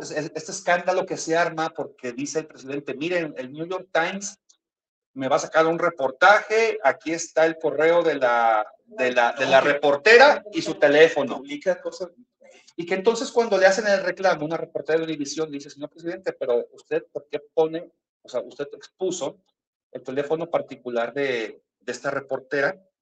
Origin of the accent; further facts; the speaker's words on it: Mexico; los que somos mexicanos